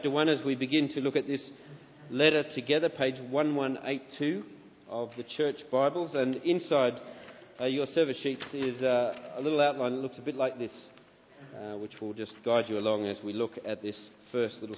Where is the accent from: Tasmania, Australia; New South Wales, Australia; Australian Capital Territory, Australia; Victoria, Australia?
Australian Capital Territory, Australia; Canberra; moved away; also born or lived in Sydney; I was born in Canberra, Australia